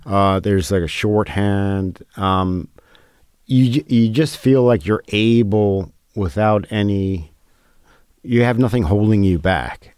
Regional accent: New York, United States; growing up in New York

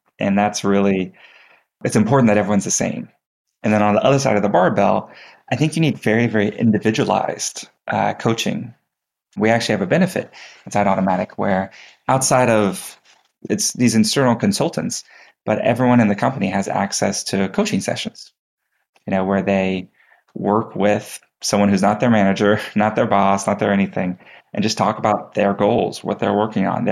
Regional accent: Texas, United States; growing up in Texas, I took 2 years of Texas history

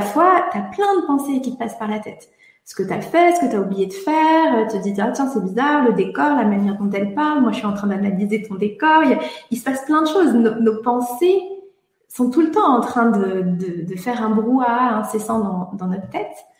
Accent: Brittany, France; je suis bretonne comme toi

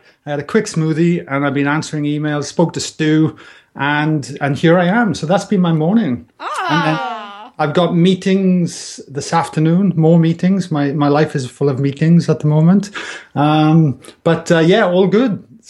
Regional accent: Wales, United Kingdom; moved away as an adult; I'm Welsh. I just seem to tell by my tropical accent. And it's kind of softened over the years. But yeah, look, I immigrated, I think now, 11 years ago, you know. So that was like when I was 30 years old.

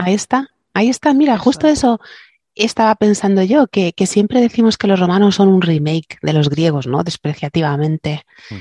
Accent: southern Spain, Spain; aquí en, en mi tierra, la mayoría de las iglesias, bueno, y todo el sur de España

